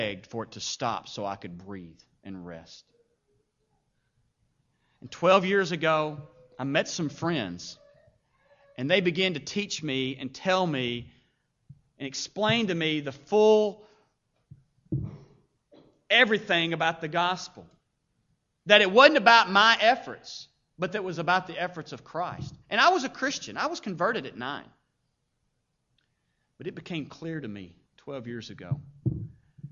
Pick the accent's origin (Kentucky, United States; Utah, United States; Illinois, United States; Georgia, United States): Kentucky, United States; Paducah; I grew up in Paducah.